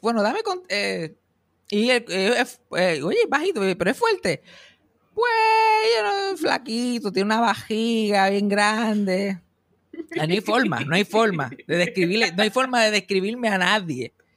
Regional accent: Mayagüez, Puerto Rico; mi pueblo de Mayagüez

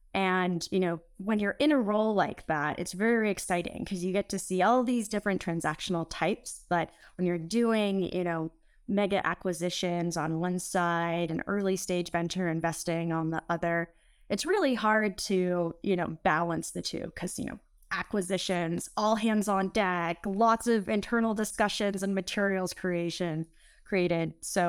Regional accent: California, United States; I was born and raised in the Bay Area

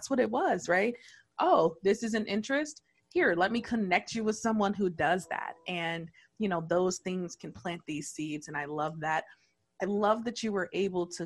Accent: Detroit, Michigan, United States; born and raised in Detroit

